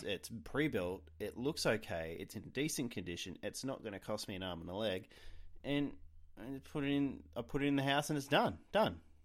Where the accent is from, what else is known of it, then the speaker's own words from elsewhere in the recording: Australia; being an Australian